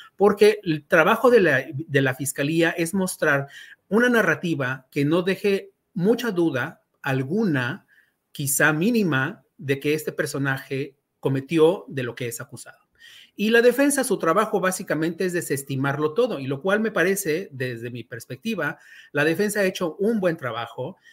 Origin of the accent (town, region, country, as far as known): Mexico